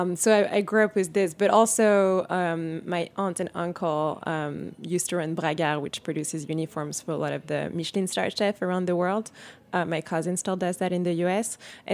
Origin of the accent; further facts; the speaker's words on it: Paris, Île-de-France, France; So, yeah, so I grew up in Paris in a family that loves food, is obsessed with food.